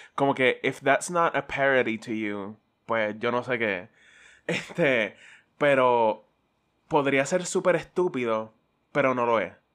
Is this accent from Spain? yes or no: no; Caguas, Puerto Rico; yo soy de Cagua